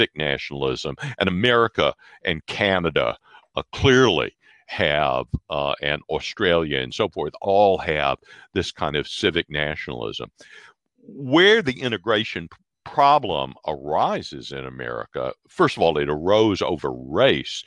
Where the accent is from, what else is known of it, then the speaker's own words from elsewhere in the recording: Mississippi, United States; also born or lived in Massachusetts; now in Illinois, United States; I come from Mississippi originally. I've lived in Massachusetts. I live in Illinois now.